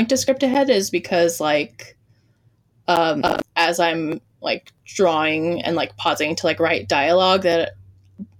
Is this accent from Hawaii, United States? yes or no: yes; Hawaii, United States; growing up in Hawaii